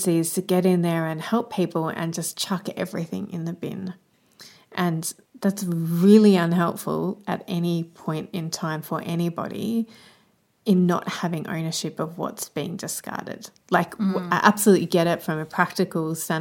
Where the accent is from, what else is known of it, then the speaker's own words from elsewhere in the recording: Australia; as an Australian